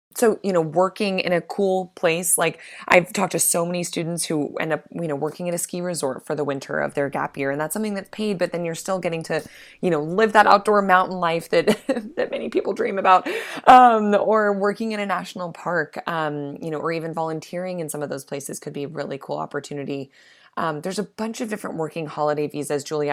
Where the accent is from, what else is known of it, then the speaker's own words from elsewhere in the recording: Midwest, United States; I'm from the Midwest